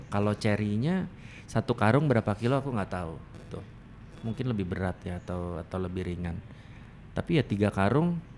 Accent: Banyuwangi, East Java, Indonesia; Aku itu dari Banyuwangi, Mas.

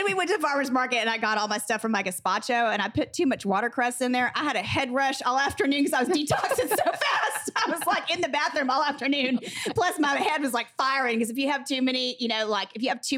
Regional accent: Texas, United States; moved away as an adult; I was from Texas

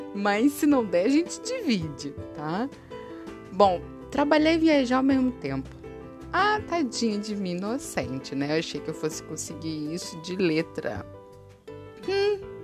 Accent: Brazil; nós brasileiros

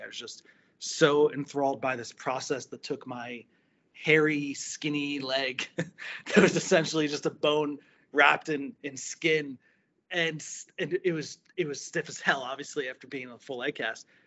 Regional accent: New Jersey, United States; moved away as an adult; now in Florida, United States; I was uh, born and raised in New Jersey

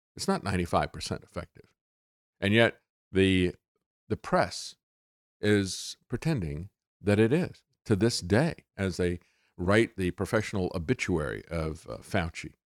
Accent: Florida, United States; I grew up in Florida

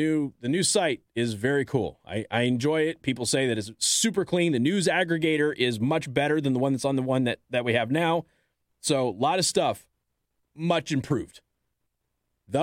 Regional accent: United States; we're American

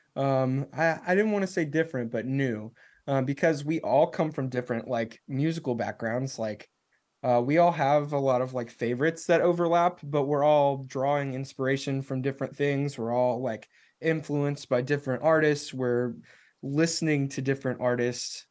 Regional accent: Nashville, Tennessee, United States; I'm from Nashville

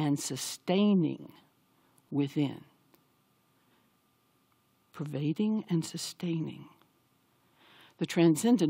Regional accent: the South, United States; I grew up in the South

